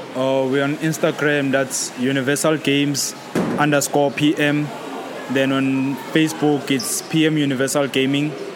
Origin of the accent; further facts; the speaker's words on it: Soweto, Gauteng, South Africa; now we are here in Maverick, it's in Rivonia, we're from Soweto.